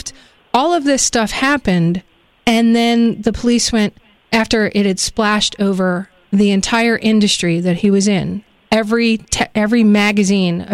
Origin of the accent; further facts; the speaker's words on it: New York, United States; I grew up in New York, always hearing about Boys Town